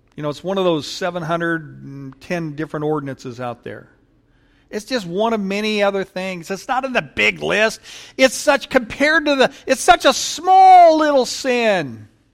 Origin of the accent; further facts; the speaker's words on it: Paramount, California, United States; I grew up in Paramount